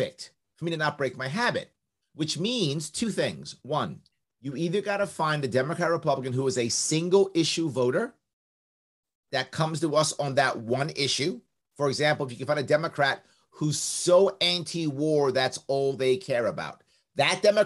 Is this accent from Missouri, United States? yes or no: no; New York City, New York, United States; accent: New York; I was raised in the South Bronx. I was raised across the street from Yankee Stadium